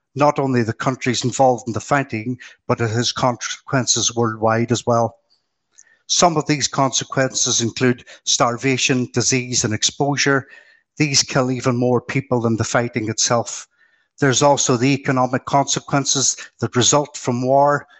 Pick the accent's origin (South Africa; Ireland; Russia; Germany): Ireland; I was born in the Republic of Ireland, side of the Northern Irish border